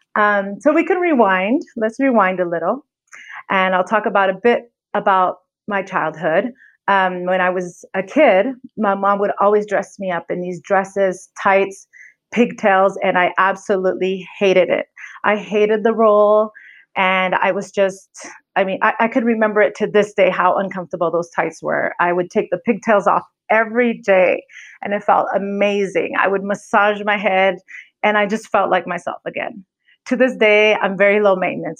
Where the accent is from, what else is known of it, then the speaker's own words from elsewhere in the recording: California, United States; accent: American; moved away as an adult; now in Mexico City, Mexico; I'm from California, moved to Mexico City 4.5 years ago to work for a nonprofit.